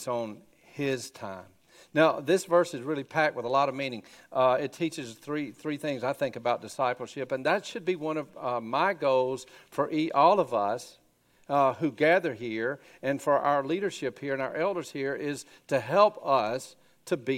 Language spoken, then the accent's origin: English; Grady, Alabama, United States; I grew up in Grady, Alabama, you know, going to church